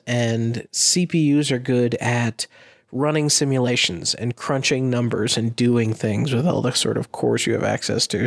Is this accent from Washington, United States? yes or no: no; Massachusetts, United States; I'm from Massachusetts and we call ourselves the Commonwealth of Massachusetts